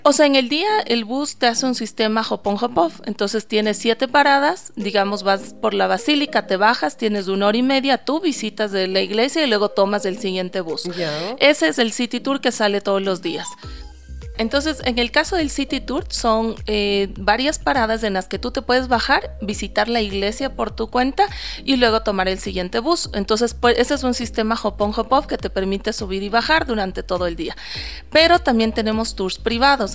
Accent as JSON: {"language": "Spanish", "town": "Quito", "region": "Pichincha", "country": "Ecuador", "said": "como quiteños tenemos"}